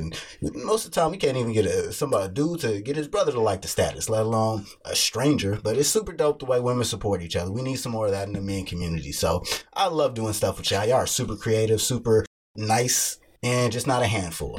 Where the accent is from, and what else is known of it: Kansas City, Missouri, United States; born or raised there